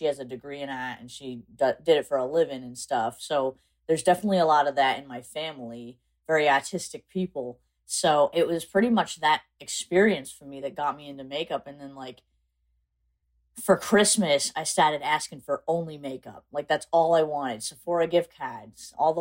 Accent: South Coast, Massachusetts, United States; I'm actually from South Coast, Massachusetts

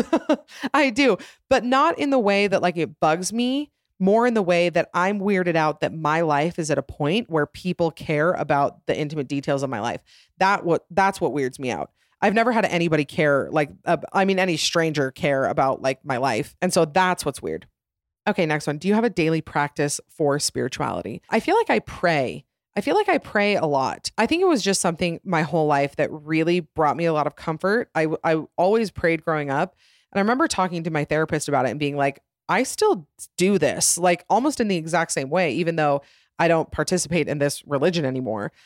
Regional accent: Utah, United States; also born or lived in Atlanta, Georgia; we moved here to Utah. Then we moved around a little bit, but, uh, mostly been Utah

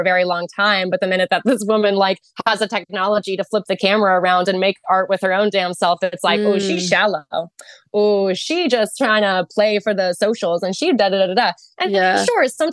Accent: Arizona, United States; I was from Arizona

